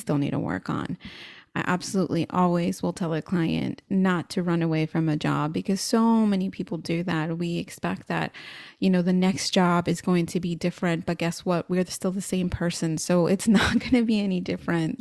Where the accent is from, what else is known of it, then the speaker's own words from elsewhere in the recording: San Antonio, Texas, United States; growing up in San Antonio, of course, Latinos are the majority